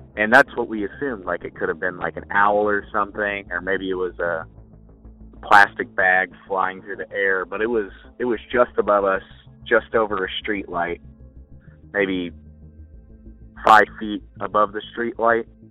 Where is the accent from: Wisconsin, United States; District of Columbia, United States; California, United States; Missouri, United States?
Missouri, United States; Kansas City; I'm from Missouri, in the uh, Kansas City area